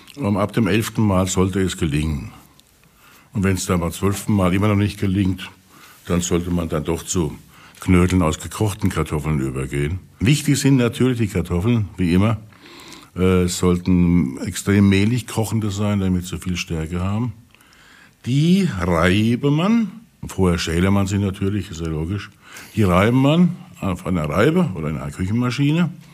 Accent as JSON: {"language": "German", "town": "Pirmasens", "region": "Rhineland-Palatinate", "country": "Germany", "said": "Ich komme ja aus der Pfalz, ne? aus Pirmasens"}